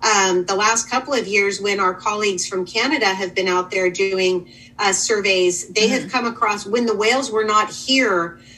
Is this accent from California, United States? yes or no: yes; California, United States; now in Washington, United States; we Washingtonians, I'm formerly a Californian and always probably will be at heart